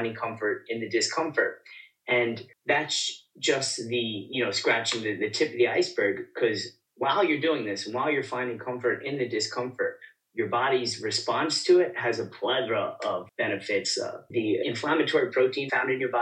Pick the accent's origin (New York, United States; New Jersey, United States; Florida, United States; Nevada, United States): New York, United States; New York City; I am from the Bronx, New York